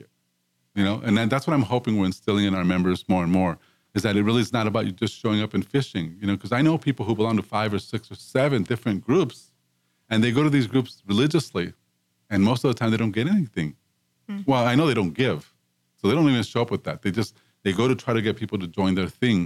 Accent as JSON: {"language": "English", "town": "Los Angeles", "region": "California", "country": "United States", "tie": "born or raised there", "said": "growing up in East Los Angeles, where I grew up"}